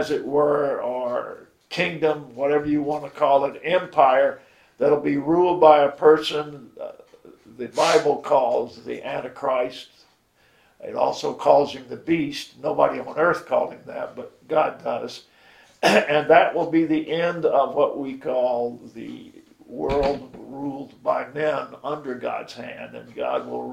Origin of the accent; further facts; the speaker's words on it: Miami, Florida, United States; I grew up in Miami